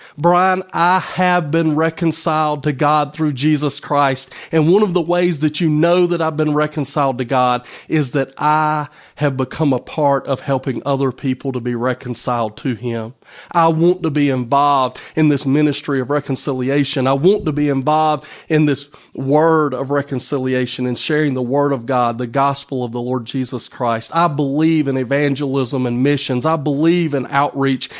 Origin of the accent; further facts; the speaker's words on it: United States; I'm no longer just an American citizen